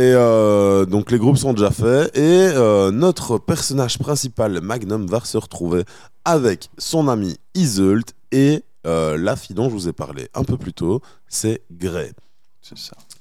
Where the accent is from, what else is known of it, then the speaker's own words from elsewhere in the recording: Belgium; en tant que Belge campagnard